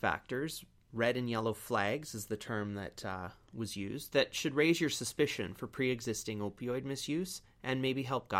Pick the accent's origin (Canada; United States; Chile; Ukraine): Canada; British Columbia; It's kind of mean, though, because as Canadians, we always pick on Ontario anyway.